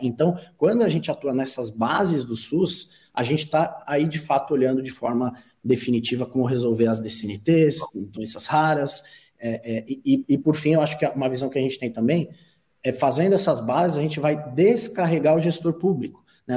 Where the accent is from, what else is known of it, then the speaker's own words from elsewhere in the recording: Brazil; como brasileiro